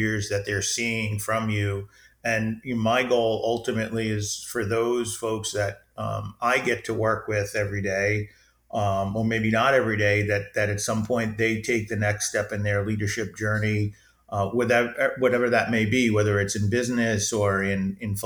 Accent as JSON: {"language": "English", "town": "New York City", "region": "New York", "country": "United States", "tie": "born or raised there", "said": "I grew up in New York City. I'm a New York City kid"}